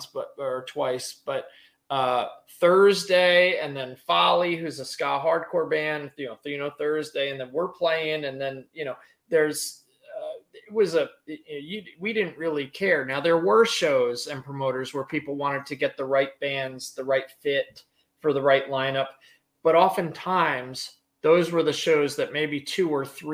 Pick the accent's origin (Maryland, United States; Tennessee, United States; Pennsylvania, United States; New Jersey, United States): New Jersey, United States; we're from New Jersey.